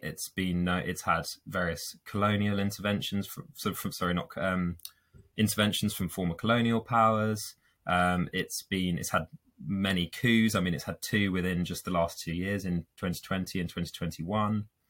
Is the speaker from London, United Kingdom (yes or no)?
yes; London, United Kingdom; moved away as an adult; now in York, United Kingdom; I'm originally from London